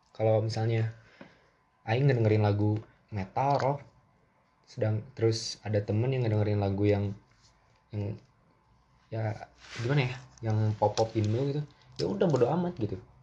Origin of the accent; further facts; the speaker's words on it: Bandung, West Java, Indonesia; gue dari Bandung, ya gue pengen berbahasa sedikit lebih Sunda